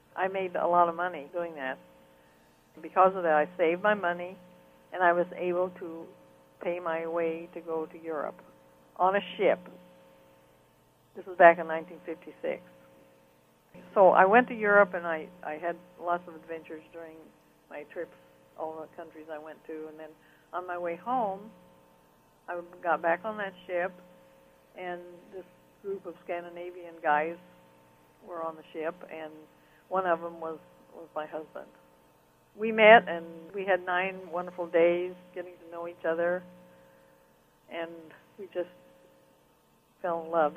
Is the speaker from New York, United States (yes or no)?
no; Rushville, Illinois, United States; moved away as an adult; also born or lived in Evanston, Illinois / Panama; got a job teaching art and phys ed in my hometown